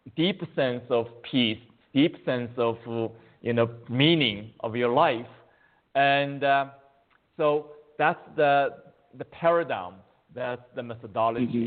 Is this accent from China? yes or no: yes; China; moved away as an adult; now in United States; I was born in China, and but uh, I came to U.S. 35 years ago as a graduate student in mathematics